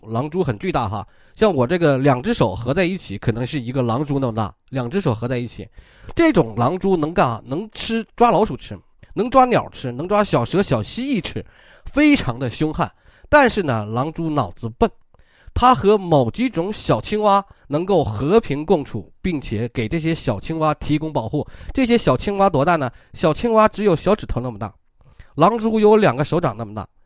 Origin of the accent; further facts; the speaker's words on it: China; 我们中国人